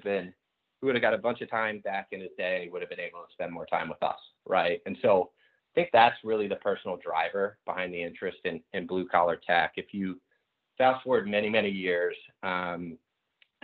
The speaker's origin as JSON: {"language": "English", "area": "outside of Philadelphia", "region": "Pennsylvania", "country": "United States", "tie": "born or raised there", "said": "Growing up outside of Philadelphia"}